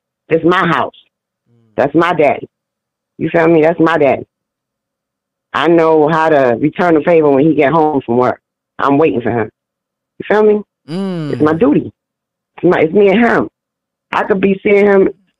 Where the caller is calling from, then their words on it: New York City, New York, United States; I'm calling from New York City, Harlem.